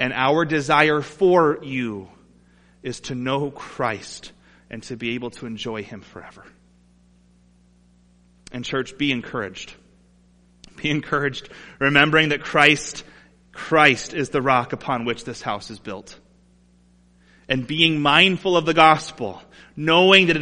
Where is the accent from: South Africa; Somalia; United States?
United States; Toledo, Ohio; Growing up in Toledo